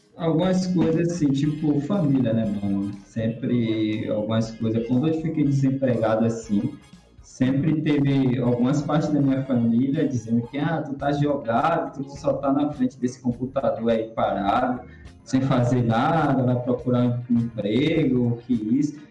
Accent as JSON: {"language": "Portuguese", "region": "Bahia", "country": "Brazil", "said": "eu sou baiano"}